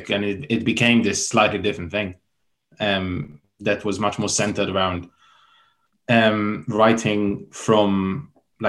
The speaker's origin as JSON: {"language": "English", "town": "Tel Aviv", "region": "Tel Aviv District", "country": "Israel", "tie": "born or raised there", "moved": "as an adult", "lives_now": "London, United Kingdom", "said": "I grew up in Tel Aviv and moved to London to study in Goldsmiths."}